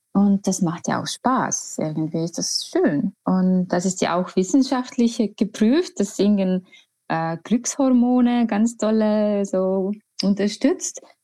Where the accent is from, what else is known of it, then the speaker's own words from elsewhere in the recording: Estonia; German is a second language; moved away as an adult; also born or lived in Tallinn / Vienna; now in Hamburg, Germany; ich komme aus Estland